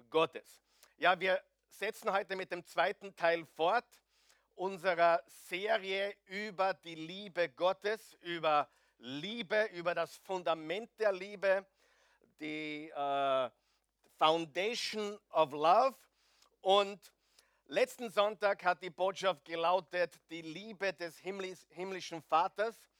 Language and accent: German; Austria; Ich weiß, wir sind Österreicher. Nur die Skandinavier sind noch schlimmer.